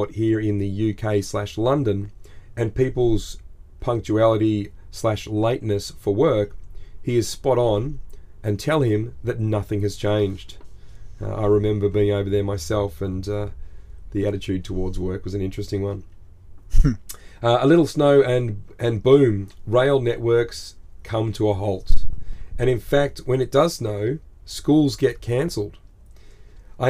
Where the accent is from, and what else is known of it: Australia